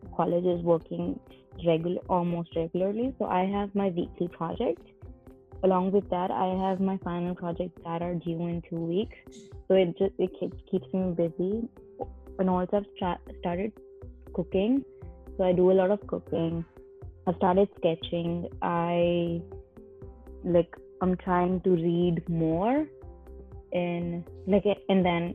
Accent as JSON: {"language": "English", "region": "Delhi", "country": "India", "moved": "as an adult", "lives_now": "San Francisco, United States", "said": "I live here by myself and I have my family back in India and Delhi"}